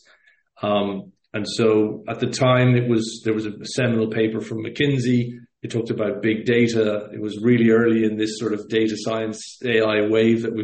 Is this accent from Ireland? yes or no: yes; Cork, Munster, Ireland; moved away as an adult; now in Lisbon, Portugal; So I'm from Ireland originally. Grew up in Cork